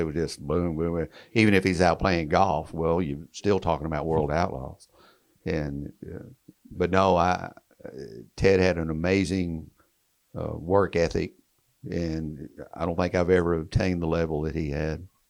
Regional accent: Texas, United States; accent: twang; I'm from Texas, kind of the same area and region. We kind of talk the same twang

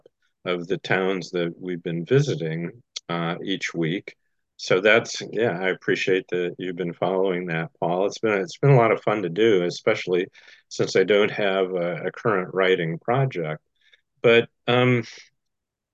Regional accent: Goshen, Indiana, United States; my hometown Goshen had three what we called rubber factories

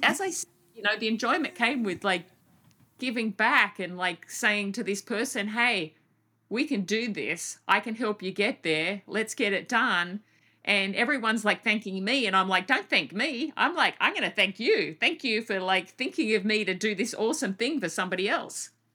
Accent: Australia; my home country

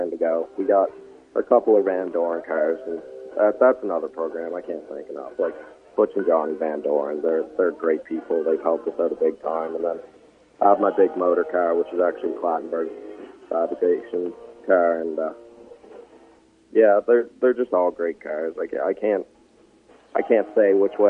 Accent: Dartmouth, Nova Scotia, Canada; Born and raised in Dartmouth, Nova Scotia

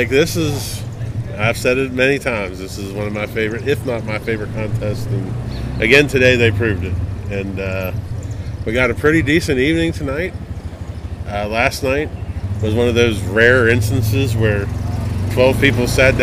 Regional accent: Morgantown, West Virginia, United States; Morgantown, West Virginia, which is my hometown

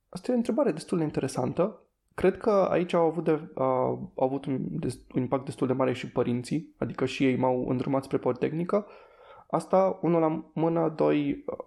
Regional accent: Timișoara, Timiș County, Romania; eu sunt din Timișoara și de-aia a fost destul de ușor să, să fac facultate aici

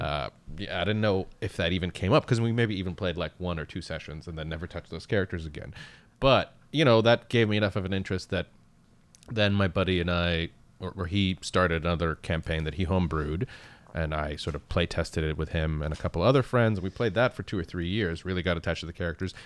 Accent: Canada; English is a second language; also born or lived in Baghdad, Iraq; I'm born in Baghdad, Iraq, and I emigrated to Canada when I was, uh, eight or nine.

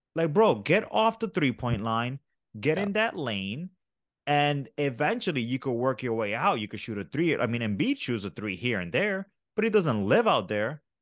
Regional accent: New York, United States; I'm a New Yorker

